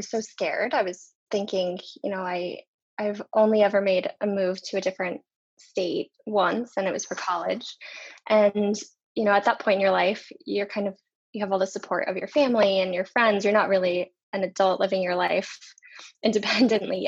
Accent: Dallas, Texas, United States; moved away as an adult; also born or lived in Phoenix, Arizona; now in California, United States; growing up in Texas, where things are a lot different

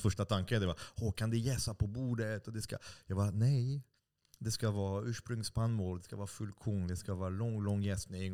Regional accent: France; now in Stockholm, Sweden; jag är fransman också.

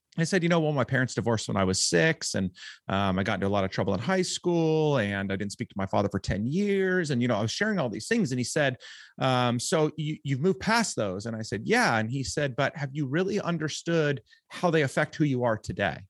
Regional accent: Orange County, California, United States; Southern California, um, Orange County

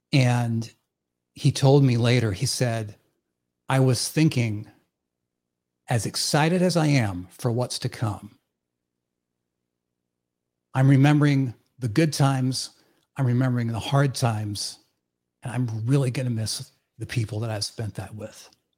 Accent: Iowa, United States; growing up in the town where I grew up in Northwest Iowa. It was a town of 1,000 people. Literally a zero stoplight town, and everyone there worshiped basketball.

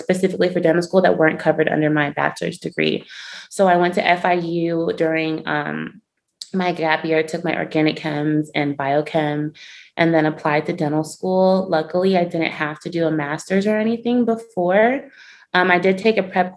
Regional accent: Miami, Florida, United States; I'm from Miami, Florida, and for undergraduate, I went to the University of Central Florida

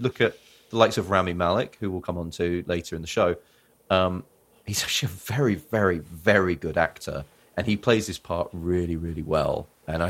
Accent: Littlehampton, South East England, United Kingdom; I grew up in West Sussex

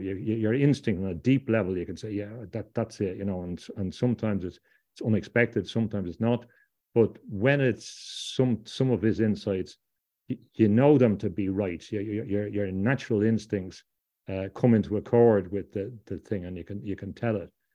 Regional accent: Ireland; also born or lived in London; I come from Ireland

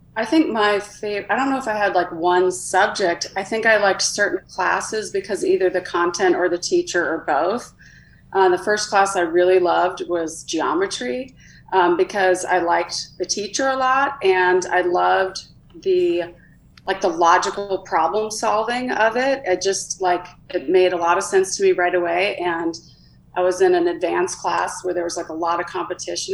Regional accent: Minnesota, United States; I grew up in Minnesota.

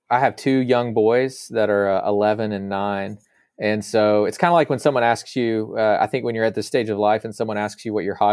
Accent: Virginia, United States; also born or lived in Arkansas, United States; But primarily, I grew up in Northern Virginia near the Washington D.C. area because of that, and then we eventually moved back to uh, the south to Arkansas near where some of his his and my mom's family are.

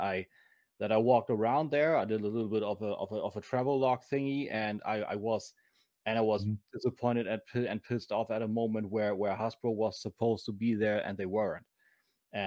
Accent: Germany; accent: German; English is a second language; my snotty German accent

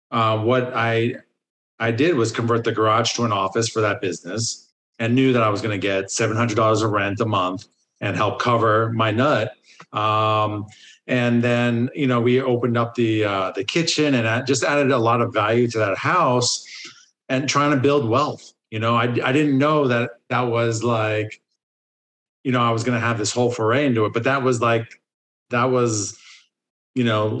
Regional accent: New Jersey, United States; moved away as an adult; also born or lived in Boston; now in Los Angeles, United States; I grew up in New Jersey.

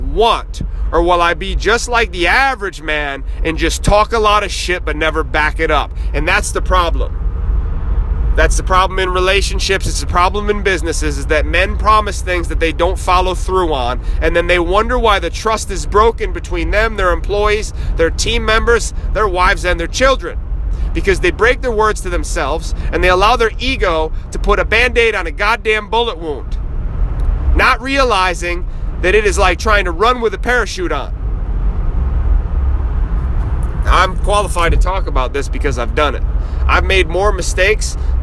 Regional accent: Northeast, United States; We're from the Northeast

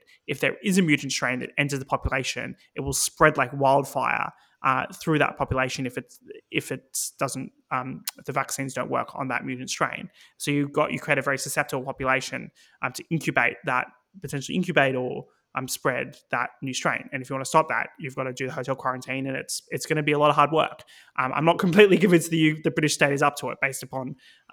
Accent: Victoria, Australia; moved away as an adult; now in United Kingdom; Victoria, my home state

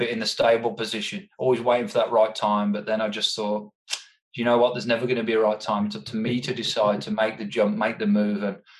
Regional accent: England, United Kingdom; now in Australia; As I said, I emigrated here from England, and you know, there's some hoops you have to jump through to be able to stay in Australia.

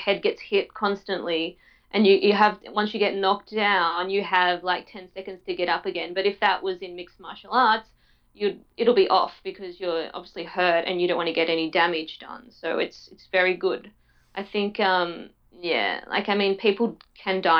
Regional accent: Tasmania, Australia; I grew up in Tasmania

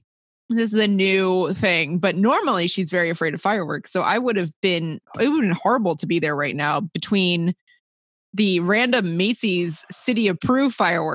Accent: United Kingdom; because I'm British.

